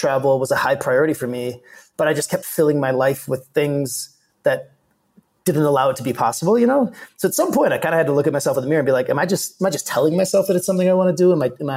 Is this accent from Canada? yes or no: no; Milwaukee, Wisconsin, United States; moved away as an adult; also born or lived in Minnesota; now in Mexico City, Mexico; we ended up in Milwaukee, Wisconsin. So that's where I really, you know, call home and where I grew up.